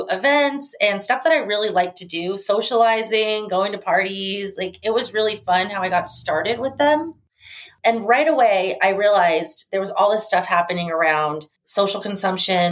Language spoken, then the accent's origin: English; Arizona, United States; moved away as an adult; now in Las Vegas, United States; from Las Vegas, and I actually grew up in Arizona and went to school in Arizona, and I've been living back in Las Vegas since 2004